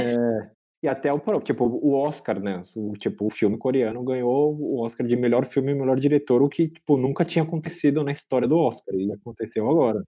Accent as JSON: {"language": "Portuguese", "country": "Brazil", "said": "a gente é brasileiro"}